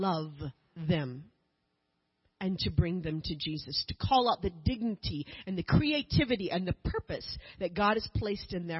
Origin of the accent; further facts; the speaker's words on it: United States; As the American